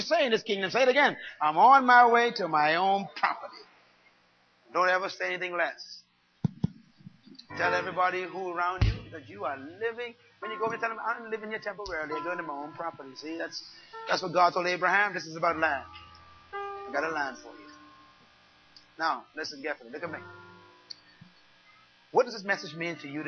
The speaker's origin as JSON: {"language": "English", "area": "Bain Town", "region": "New Providence", "country": "Bahamas", "tie": "born or raised there", "said": "I was born in Baintown"}